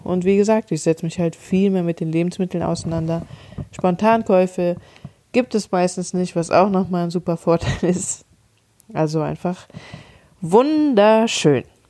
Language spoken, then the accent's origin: German; Cologne, North Rhine-Westphalia, Germany; ich komme aus Köln, wir haben hier die Kioskkultur